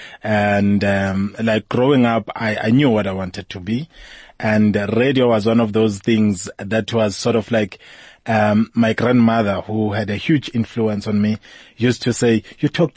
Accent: KZN, KwaZulu-Natal, South Africa; also born or lived in Amersfoort, Mpumalanga; I only moved when I was 8 years old to KZN

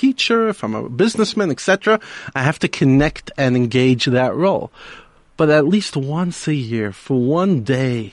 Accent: New York City, New York, United States; one of the rabbis I grew up with in Brooklyn, in New York.

